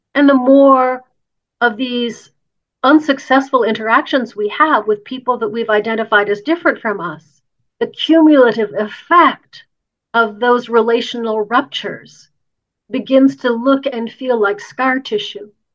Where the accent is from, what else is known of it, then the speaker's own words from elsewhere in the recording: Canada; I'm Canadian and I, I live in Canada